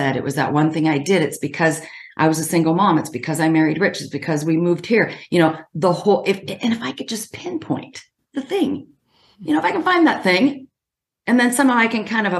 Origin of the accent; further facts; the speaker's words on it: Washington, United States; I'm from Washington State